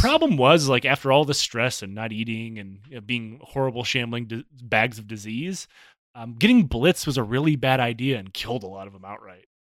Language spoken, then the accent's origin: English; Michigan, United States; I, I grew up in Michigan